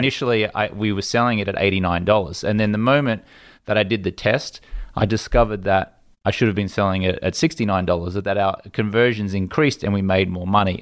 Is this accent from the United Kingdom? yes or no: no; Australia; moved away as an adult; now in United States; an Australian kid who'd never been to America